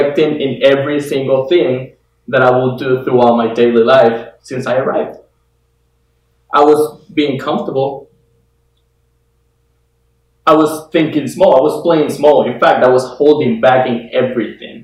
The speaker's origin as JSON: {"language": "English", "country": "Guatemala", "tie": "born or raised there", "moved": "as an adult", "lives_now": "United States", "said": "I am from Guatemala, born and raised over there. I came to the US about 5 years"}